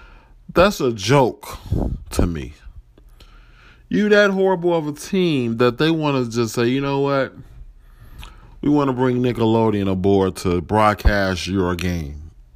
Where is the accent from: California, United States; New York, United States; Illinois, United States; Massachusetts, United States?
Illinois, United States; Chicago; I'm from Chicago.